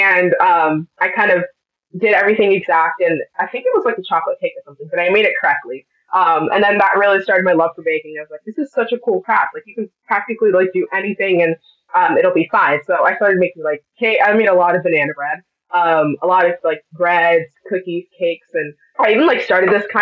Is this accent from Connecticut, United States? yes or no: yes; Milford, Connecticut, United States; I'm a rising senior in high school from Jonathan Law High School in Milford, Connecticut